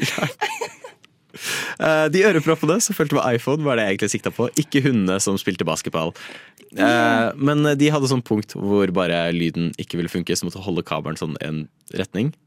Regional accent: Norway; vi er nordmenn

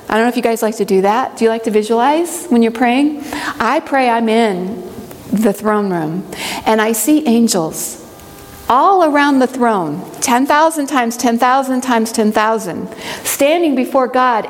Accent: Midwest, United States; now in Hiawassee, Georgia, United States; I grew up in the Midwest

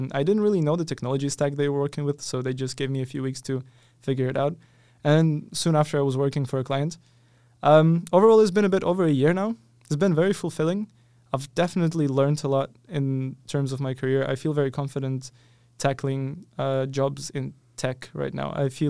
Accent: Ukraine; moved away as an adult; so I come from Ukraine

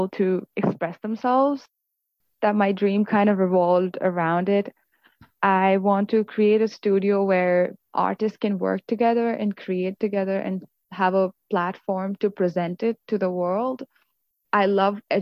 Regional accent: Mumbai, Maharashtra, India; now in Canada; I grew up in Mumbai

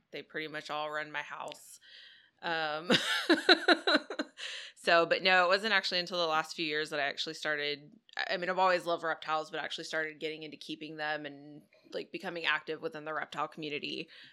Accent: Dallas, Texas, United States; moved away as an adult; now in Houston, United States; I'm from Dallas originally, uh, moved down to Houston here a few years ago.

